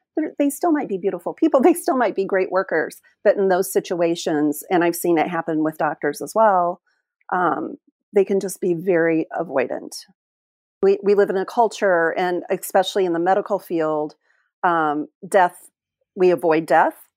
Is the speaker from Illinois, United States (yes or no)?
yes; Illinois, United States; moved away as an adult; also born or lived in Oklahoma / Springfield, Illinois; now in Whangarei, New Zealand; I was born and my mother's side of the family was in Oklahoma and then we moved to Illinois, which is where my dad originated from